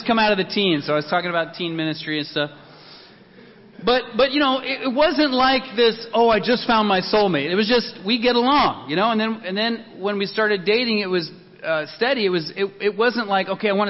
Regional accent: Denver, Colorado, United States; I grew up in Denver

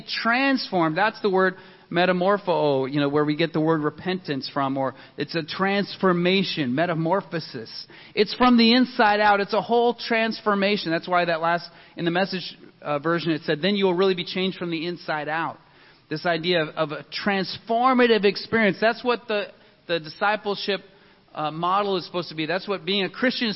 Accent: Denver, Colorado, United States; I grew up in Denver

